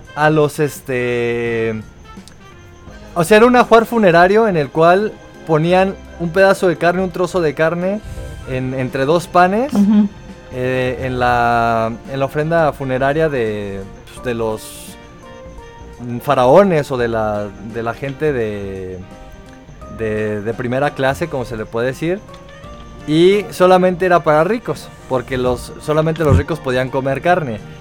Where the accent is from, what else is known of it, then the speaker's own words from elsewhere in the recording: Mexico; los que somos de México